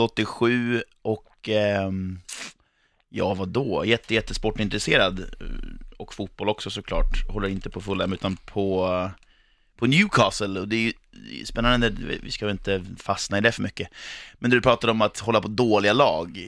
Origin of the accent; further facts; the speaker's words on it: Eskilstuna, Södermanland, Sweden; vi är födda och uppvuxna i Eskilstuna